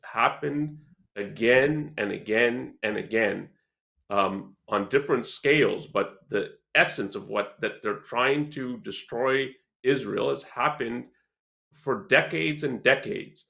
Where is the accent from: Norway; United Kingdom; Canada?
Canada; I'm Canadian